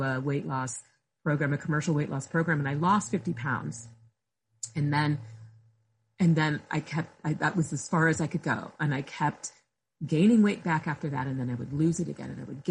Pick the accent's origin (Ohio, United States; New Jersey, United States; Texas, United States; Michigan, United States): Ohio, United States; near Akron; I grew up near Akron, Ohio